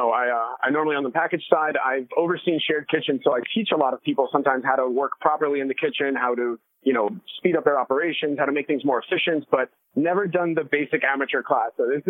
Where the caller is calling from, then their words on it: Brooklyn, New York, United States; At the Pfizer building in Brooklyn.